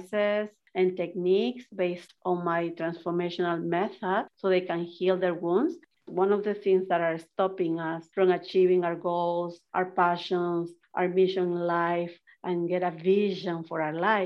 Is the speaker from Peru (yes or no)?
yes; Peru; moved away; I was raised in Peru.